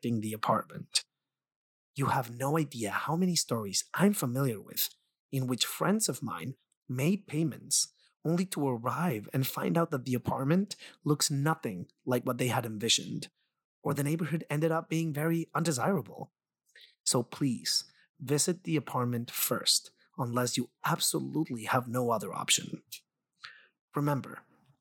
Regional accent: Mexico; English is a second language; now in New York City, United States; I'm also originally from Mexico, so I understand just how frustrating it is to come from abroad and have English as your secondary language

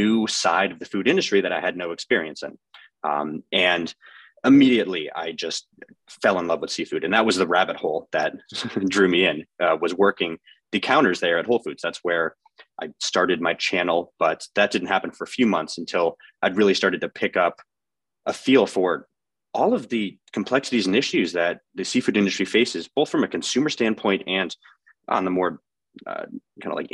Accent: Boston, Massachusetts, United States; a Bostonian.

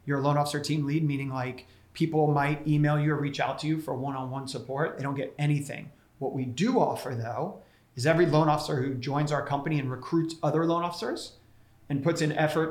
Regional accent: Tampa, Florida, United States; moved away as an adult; also born or lived in Ithaca, New York / Los Angeles; now in New York City, United States; I grew up in Florida. So I was like a Florida boy up in the Ithaca winters for 4 years.

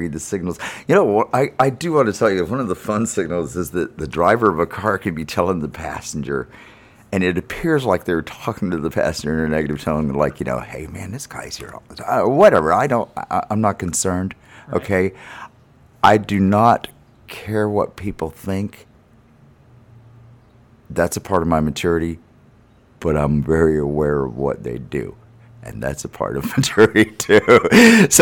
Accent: Stuart, Florida, United States; also born or lived in Miami, Florida; I was born in Miami, but raised in Stuart, Florida

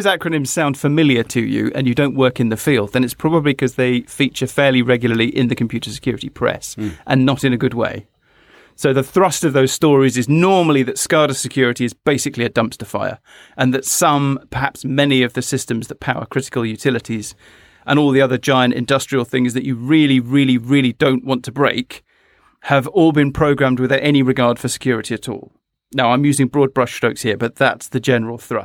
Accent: United Kingdom; I'm a Brit

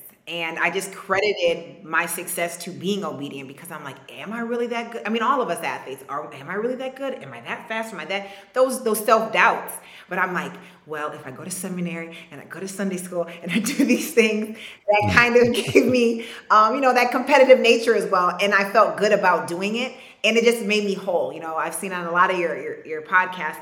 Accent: Ann Arbor, Michigan, United States; growing up in Ann Arbor

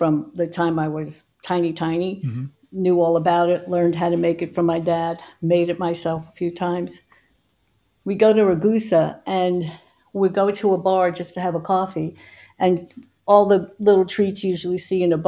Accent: New York, United States; growing up in New York

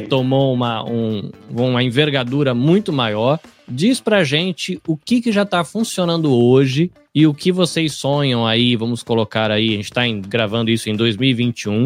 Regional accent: Brazil; depois que eu virei um empreendedor brasileiro

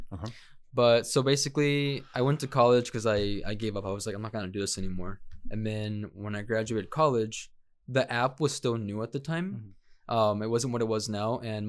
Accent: Tempe, Arizona, United States; born or raised there; also born or lived in Tecomán, Colima, Mexico / Chandler, Arizona

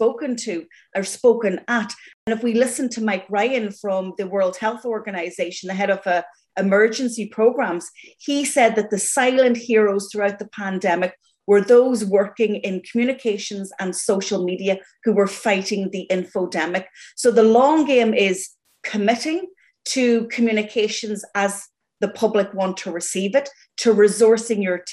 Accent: Ireland; growing up in Ireland, listening to the radio, you know, my father would shout at the radio

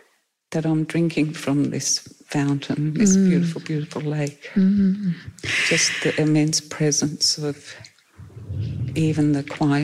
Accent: Perth, Western Australia, Australia; because we came from Perth and they don't have floods over there.

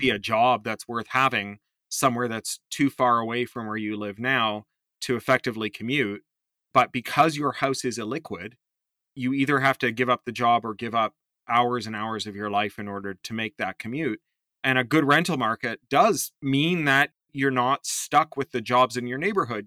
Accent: Toronto, Ontario, Canada; Me growing up in Toronto in the seventies and eighties

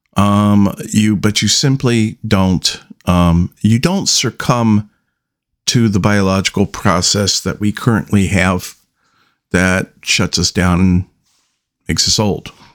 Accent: United States; I am an American

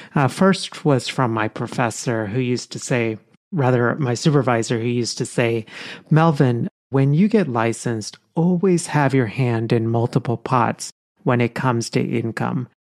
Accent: India; now in United States; I was born in India, but, you know, so I have my Indian passport, but I'm also a U S citizen

